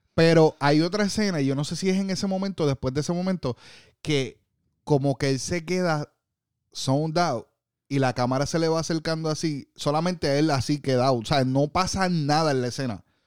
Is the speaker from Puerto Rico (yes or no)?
yes; Puerto Rico; now in Orlando, United States; En Puerto Rico, eh, mi isla que la amo con todo corazón y soy orgulloso de ser boricua